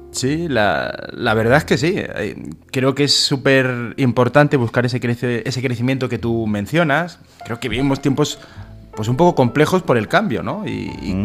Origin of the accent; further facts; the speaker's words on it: Soria, Castile and León, Spain; ser un poquito profeta en mi tierra